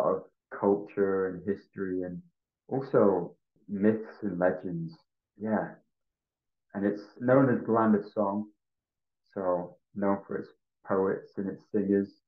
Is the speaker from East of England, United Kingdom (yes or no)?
no; Wales, United Kingdom; moved away; also born or lived in Bari, Italy; I was born and raised in Wales